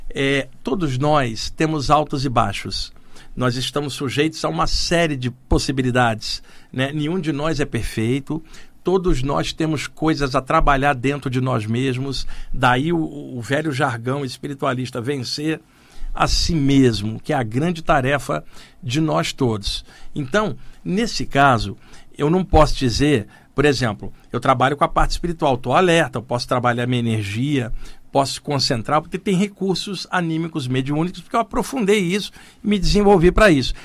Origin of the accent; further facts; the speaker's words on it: Rio de Janeiro, Brazil; moved away as an adult; now in São Paulo, Brazil; nos anos que eu cresci e morei no Rio de Janeiro